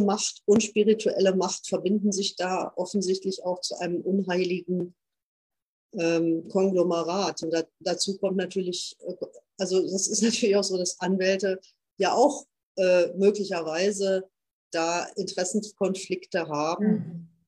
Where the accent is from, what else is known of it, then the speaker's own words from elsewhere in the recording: Münsterland, North Rhine-Westphalia, Germany; hier bei uns im Münsterland